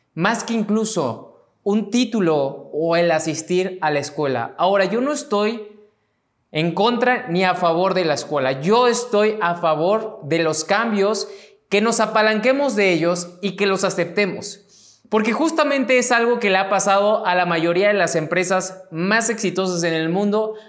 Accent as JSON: {"language": "Spanish", "country": "Mexico", "said": "mexicano, emprendedor y empresario"}